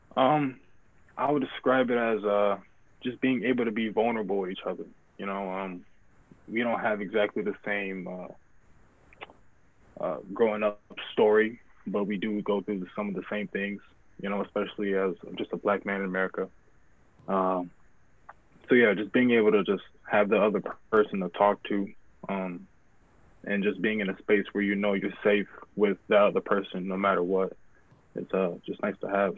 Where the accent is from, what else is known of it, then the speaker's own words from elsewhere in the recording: Grand Rapids, Michigan, United States; I was born and raised in Grand Rapids.